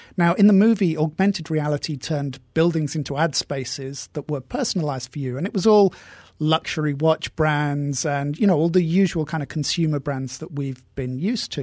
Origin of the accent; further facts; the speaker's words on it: England, United Kingdom; moved away; We're both English